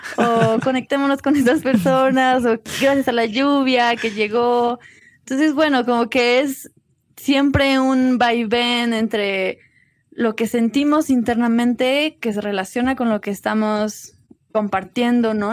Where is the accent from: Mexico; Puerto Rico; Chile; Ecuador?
Mexico; Cuernavaca, Morelos; now in Tepoztlán, Mexico; crecí en Cuernavaca y ahora vivo en Tepoztlán